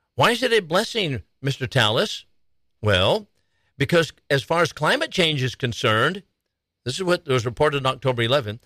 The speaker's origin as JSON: {"language": "English", "region": "Arizona", "country": "United States", "tie": "born or raised there", "moved": "yes", "lives_now": "Texas, United States", "said": "My home state of Arizona, here in Texas, my adopted state"}